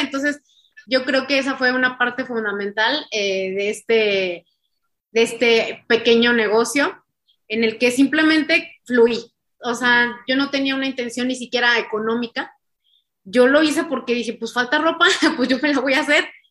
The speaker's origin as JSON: {"language": "Spanish", "region": "San Luis Potosí", "country": "Mexico", "said": "somos de San Luis, bueno, soy de San Luis Potosí"}